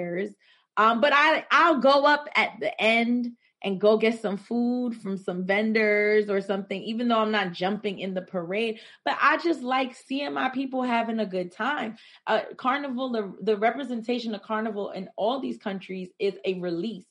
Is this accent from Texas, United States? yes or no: no; New York City, New York, United States; a majority of my life spent in Crown Heights